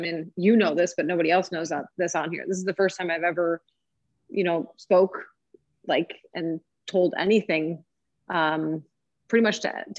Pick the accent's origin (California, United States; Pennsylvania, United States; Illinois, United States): Illinois, United States; I'm from Illinois.